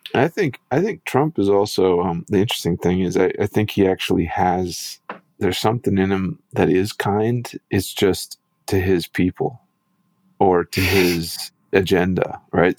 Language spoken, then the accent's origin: English; Midwest, United States; moved away; I grew up in the in the Midwest